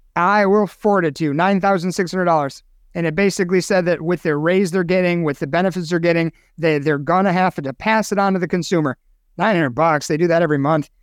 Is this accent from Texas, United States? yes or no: no; Chicago, Illinois, United States; my hometown, Chicago, Illinois